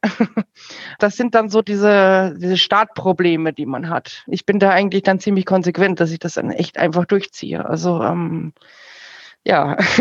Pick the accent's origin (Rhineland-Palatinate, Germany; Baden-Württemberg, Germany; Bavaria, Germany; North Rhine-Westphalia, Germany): Bavaria, Germany; bei uns in Bayern